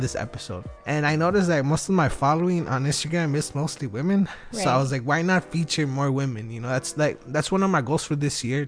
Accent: Wilmington, United States; I'm from Wilmington

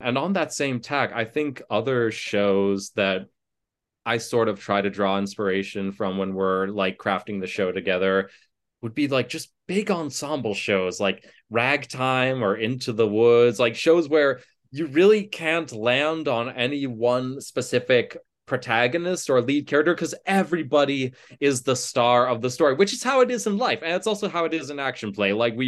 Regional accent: Ann Arbor, Michigan, United States; I grew up in Ann Arbor, Michigan, and I went to that big university that's right there.

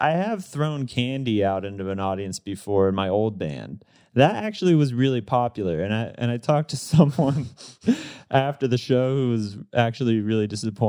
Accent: Pittsburgh, Pennsylvania, United States; We're all from Pittsburgh.

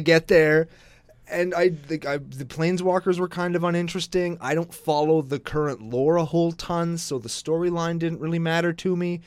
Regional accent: Canada; I'm Canadian

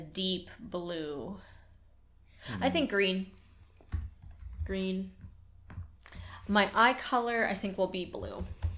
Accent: Nova Scotia, Canada; also born or lived in Quebec; I grew up partially in Nova Scotia, where we live now, and partially in Quebec, where I've lived before.

